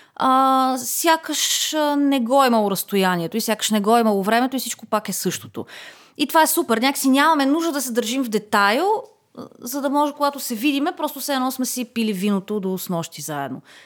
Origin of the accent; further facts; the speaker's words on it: Bulgaria; че съм българка